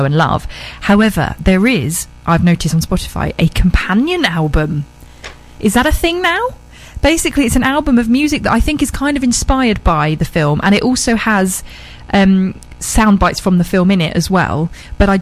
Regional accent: Horsham, South East England, United Kingdom; moved away; also born or lived in Essex; I'm actually from Sussex, a place called Horsham, and my family still live there

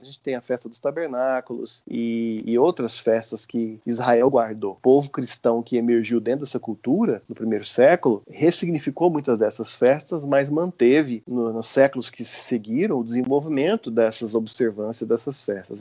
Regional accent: Uberlândia, Minas Gerais, Brazil; moved away as an adult; now in Goiânia, Brazil; Sou mineiro de Berlândia, estou em Goiás tem 15 anos. Cresci num, num, ambiente da Igreja Metodista, em Uberlândia

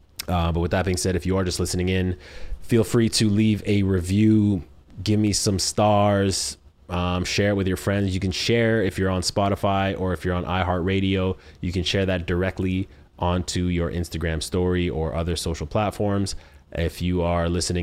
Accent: Canada; I am from Canada

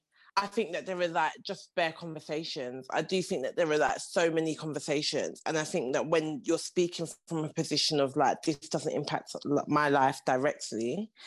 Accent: Nigeria; And I think that part of like being Nigerian, something that I have seen time and time over about this part of the world and these people is that they will manage.

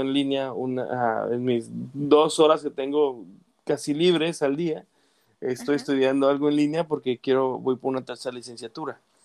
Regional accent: Mexico; now in United States; como latino mexicano

